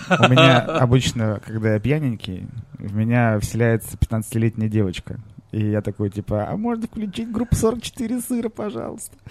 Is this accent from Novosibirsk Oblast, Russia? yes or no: yes; Novosibirsk, Novosibirsk Oblast, Russia; А мы же из Новосибирска думали, что это просто колокола.